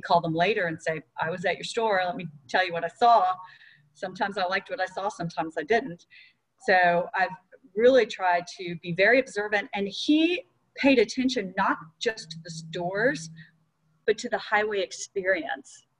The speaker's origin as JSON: {"language": "English", "town": "Atlanta", "region": "Georgia", "country": "United States", "tie": "born or raised there", "said": "which is in my hometown"}